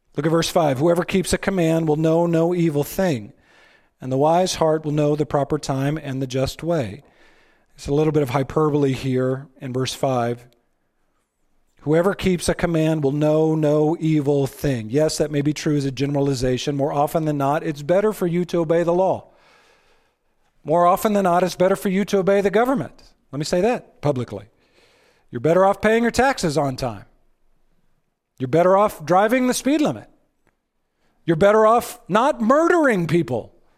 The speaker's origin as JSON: {"language": "English", "region": "Texas", "country": "United States", "said": "I'm from Texas"}